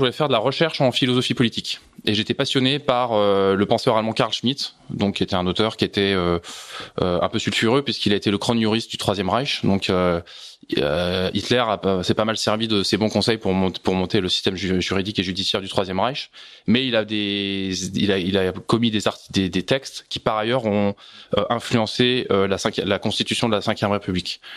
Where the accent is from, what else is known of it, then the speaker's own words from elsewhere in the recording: Segré, Pays de la Loire, France; now in Levallois-Perret, France; j'étais pas parisien, j'ai grandi dans le Maine-et-Loire